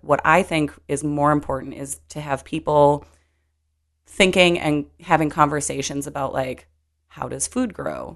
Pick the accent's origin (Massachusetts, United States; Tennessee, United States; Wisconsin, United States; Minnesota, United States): Minnesota, United States; growing up in Minnesota